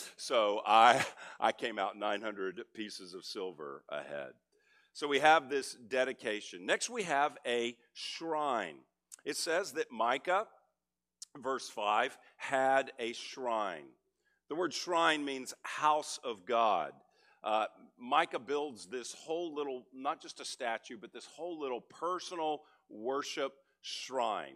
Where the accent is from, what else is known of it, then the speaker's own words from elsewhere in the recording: Texas, United States; moved away as an adult; also born or lived in California; now in Frisco, United States; I grew up in Texas, but I've been in California two decades